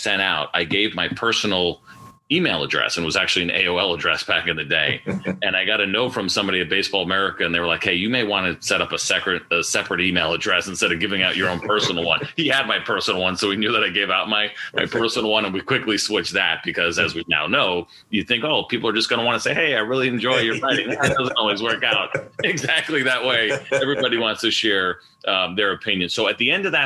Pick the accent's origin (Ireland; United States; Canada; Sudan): United States; suburbs of New York City; I grew up in the Northeast in the suburbs of New York City